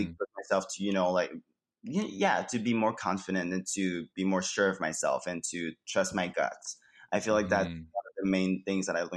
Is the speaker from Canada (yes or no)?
yes; Quebec City, Quebec, Canada; moved away as an adult; now in Montreal, Canada; I started doing drag in Quebec City before I moved to Montreal, because I'm from Quebec City